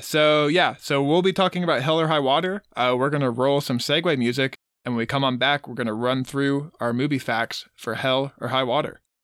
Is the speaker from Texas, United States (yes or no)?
yes; Texas, United States; all three of us, born and raised, we're Texans. We grew up in Texas